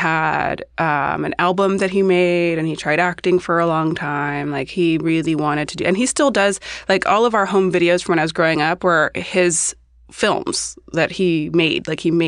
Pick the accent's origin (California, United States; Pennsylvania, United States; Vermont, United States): California, United States; Los Angeles; I'm a Los Angeles-based hairstylist, and I also grew up in L.A.